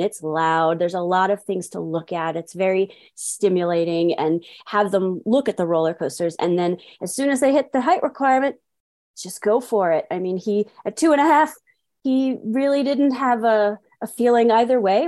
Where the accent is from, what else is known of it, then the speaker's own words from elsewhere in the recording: New York City, New York, United States; moved away as an adult; now in Farmington, United States; I was actually born and raised in New York City, in the Bronx to be specific